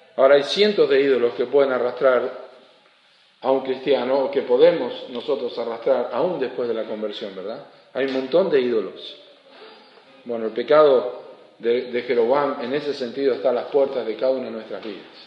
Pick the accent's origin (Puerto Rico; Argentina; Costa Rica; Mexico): Argentina; also born or lived in Uruguay; yo no soy uruguayo, yo soy argentino